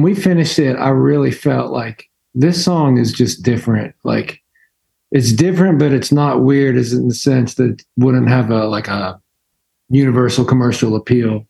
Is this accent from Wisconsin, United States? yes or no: no; Pennsylvania, United States; moved away; I grew up in Pennsylvania